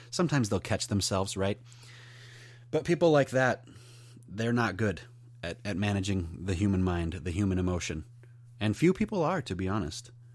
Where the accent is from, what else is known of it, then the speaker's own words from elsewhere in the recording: New York Mills, United States; I'm from New York Mills.